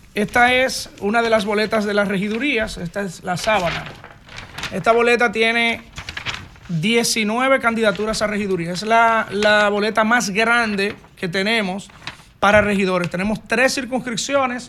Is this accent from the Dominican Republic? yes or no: yes; San José de Ocoa, Dominican Republic; mi campo, que amo, mi patria chica